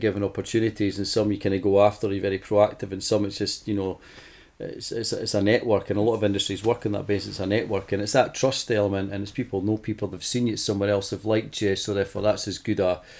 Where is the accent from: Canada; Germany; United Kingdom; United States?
United Kingdom; Scotland; I'm Scottish